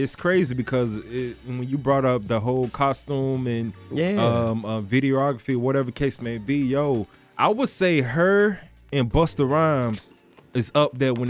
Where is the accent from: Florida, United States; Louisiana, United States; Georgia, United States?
Florida, United States; Deerfield Beach; he's from my hometown, Deerfield.